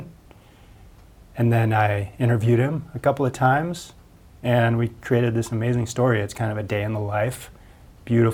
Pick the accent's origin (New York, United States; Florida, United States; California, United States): California, United States; Point Reyes; I grew up in Point Reyes, where Ron has lived for the past 20 plus years